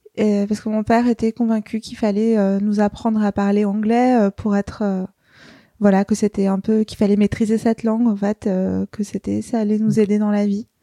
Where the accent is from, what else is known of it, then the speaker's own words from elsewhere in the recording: Paris, Île-de-France, France; je suis née à Paris, dans le 14e. j'ai grandi à Paris